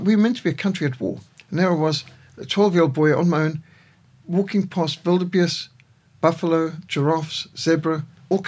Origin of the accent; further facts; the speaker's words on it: Zimbabwe; moved away; also born or lived in Cape Town, South Africa; I was raised in Rhodesia